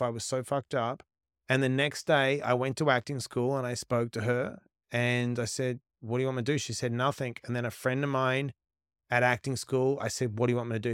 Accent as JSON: {"language": "English", "area": "West Coast", "region": "Western Australia", "country": "Australia", "tie": "born or raised there", "also_born_or_lived": "Sydney", "moved": "as an adult", "said": "so I was born on the West Coast"}